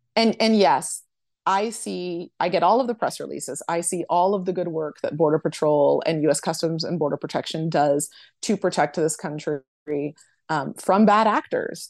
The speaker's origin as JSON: {"language": "English", "town": "Boston", "region": "Massachusetts", "country": "United States", "moved": "yes", "lives_now": "El Paso, United States", "said": "I'm originally from Boston"}